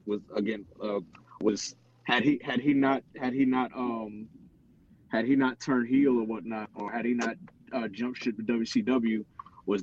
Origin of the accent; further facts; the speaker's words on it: Portsmouth, Virginia, United States; I'm from Portsmouth, Virginia